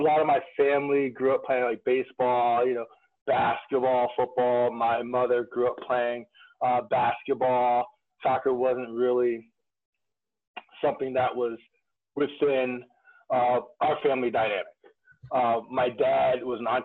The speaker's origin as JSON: {"language": "English", "area": "Monmouth County", "region": "New Jersey", "country": "United States", "tie": "born or raised there", "also_born_or_lived": "North Carolina", "moved": "as an adult", "said": "I grew up in Monmouth County, New Jersey"}